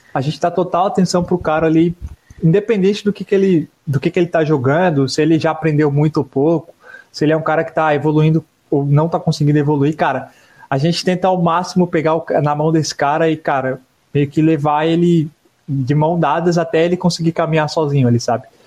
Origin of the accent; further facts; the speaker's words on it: Santa Catarina, Brazil; a gente é de Santa Catarina.